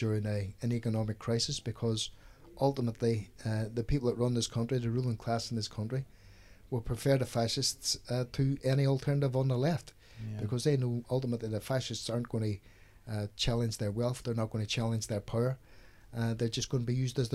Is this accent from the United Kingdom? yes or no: yes; Derry, Northern Ireland, United Kingdom; moved away as an adult; I've been in this country for 34 years now. I come from Derry in Ireland